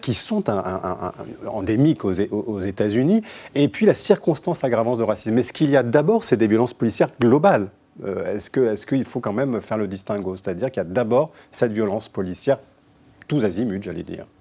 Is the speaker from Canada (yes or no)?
no; France; chez nous en France